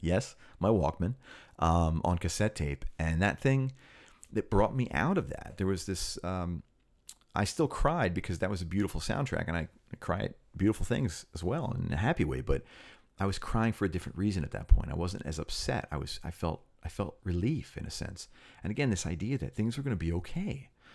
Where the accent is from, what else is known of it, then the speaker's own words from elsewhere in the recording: Cherry Hill, New Jersey, United States; I grew up in the Philly area, uh, Philadelphia, ten, like ten minutes out in Cherry Hill